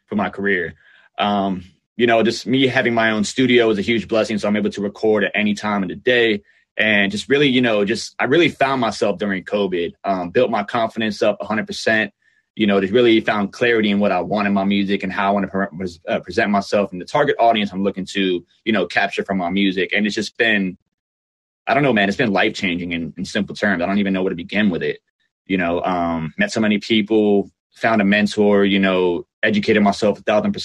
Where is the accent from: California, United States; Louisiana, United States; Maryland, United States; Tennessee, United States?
Maryland, United States; Silver Spring; I was born and raised in Silver Spring, Maryland